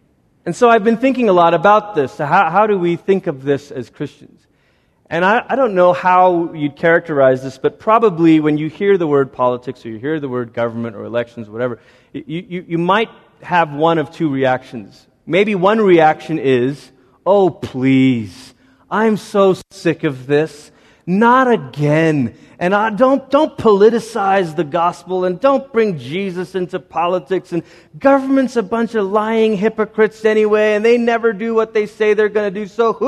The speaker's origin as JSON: {"language": "English", "country": "Malaysia", "tie": "born or raised there", "lives_now": "United States", "said": "I grew up in Malaysia. I'm 34 years old now. Cumulatively, altogether, I've lived in Malaysia for about 14 of those years and lived in America for about 20 of those years."}